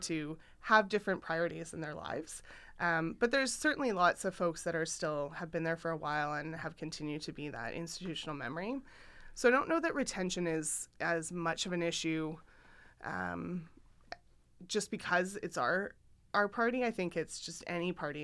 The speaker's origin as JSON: {"language": "English", "region": "Saskatchewan", "country": "Canada", "tie": "born or raised there", "moved": "yes", "said": "I grew up in Saskatchewan"}